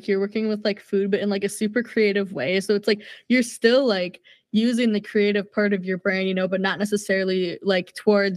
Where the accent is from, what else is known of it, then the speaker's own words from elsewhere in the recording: Minnesota, United States; I'm from Minnesota